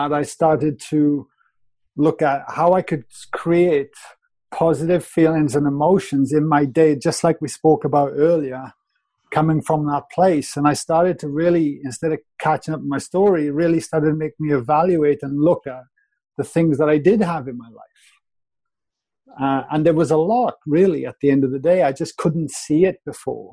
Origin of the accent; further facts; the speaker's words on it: Wales, United Kingdom; moved away as an adult; also born or lived in Australia; I was a plumber from Wales.